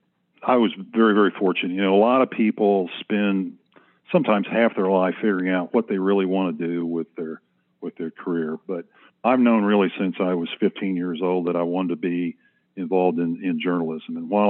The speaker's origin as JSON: {"language": "English", "town": "Perry", "region": "Oklahoma", "country": "United States", "tie": "born or raised there", "also_born_or_lived": "Norman, Oklahoma / Washington, D.C. / Salt Lake City, Utah", "said": "I guess I also must confess I grew up in OSU country in Perry"}